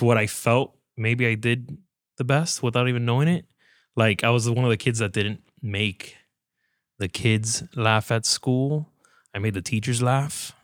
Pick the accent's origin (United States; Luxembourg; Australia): United States; Hialeah, Florida; Born and raised in Hialeah, Florida